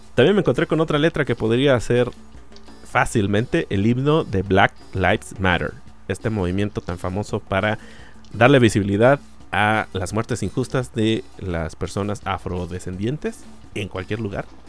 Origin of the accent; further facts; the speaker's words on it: Mexico; en México tenemos sheriff